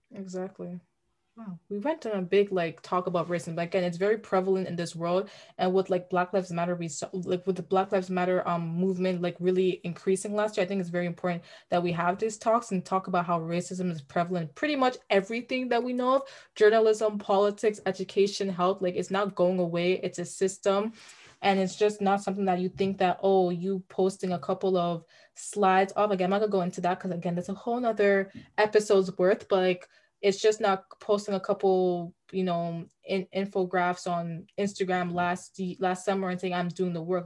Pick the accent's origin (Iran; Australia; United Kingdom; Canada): Canada; Brampton, Ontario; we're from Brampton